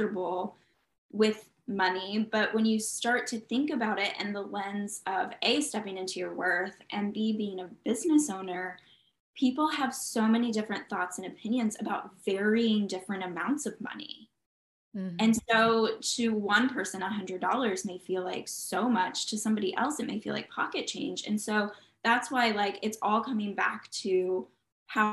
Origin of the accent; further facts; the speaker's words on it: Midwest, United States; I grew up in the Midwest